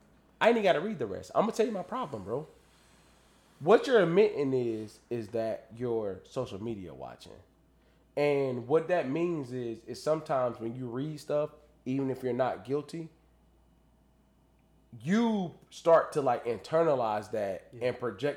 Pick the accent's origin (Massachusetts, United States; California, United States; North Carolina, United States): North Carolina, United States; I'm from North Carolina.